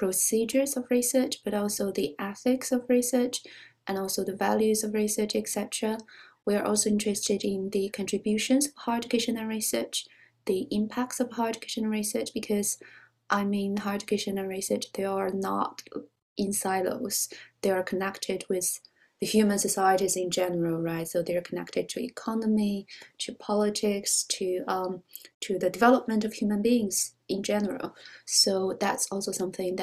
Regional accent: China; moved away as an adult; also born or lived in Beijing, China; now in Oxford, United Kingdom; I was born in China and was educated there

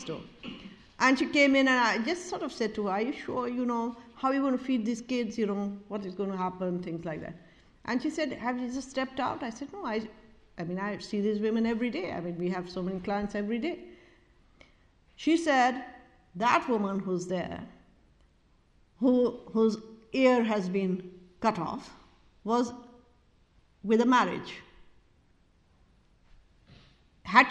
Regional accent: Pakistan; We are Pakistan because we are South Asians

